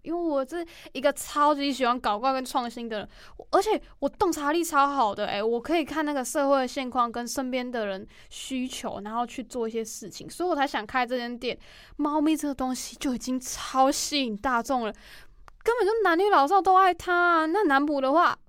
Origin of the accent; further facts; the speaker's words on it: Chiayi County, Taiwan; 嘉义县是那个台湾老年化最严重的城市啊，然后我又是那里出生的